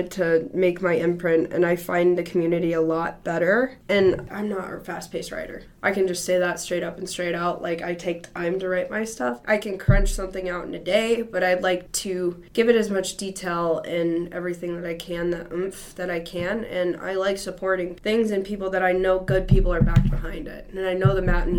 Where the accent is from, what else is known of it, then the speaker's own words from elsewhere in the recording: Houston, Texas, United States; moved away as an adult; now in Boulder, United States; I'm from Houston, Texas, and I am currently a senior at SU Boulder